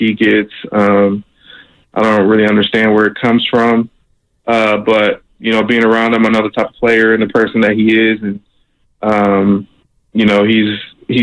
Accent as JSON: {"language": "English", "town": "Sacramento", "region": "California", "country": "United States", "tie": "born or raised there", "said": "my hometown of Sacramento"}